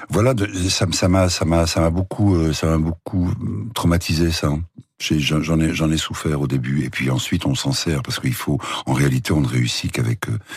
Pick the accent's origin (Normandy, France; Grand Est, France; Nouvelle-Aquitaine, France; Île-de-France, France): Île-de-France, France; Paris; born or raised there